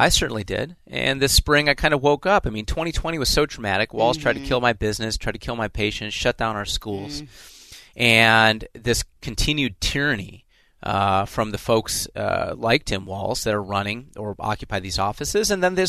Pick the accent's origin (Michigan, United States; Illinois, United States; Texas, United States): Illinois, United States; now in Minnesota, United States; I love Minnesota. I'm a refugee from Illinois